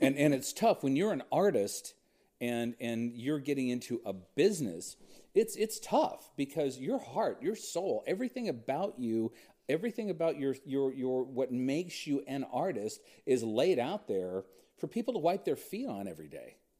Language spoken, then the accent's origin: English; Huntington Beach, California, United States; I grew up in Huntington Beach, California.